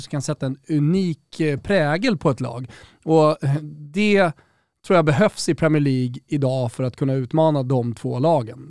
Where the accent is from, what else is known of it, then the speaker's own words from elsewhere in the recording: Rönninge, Stockholm County, Sweden; Där jag är uppvuxen, i Rönninge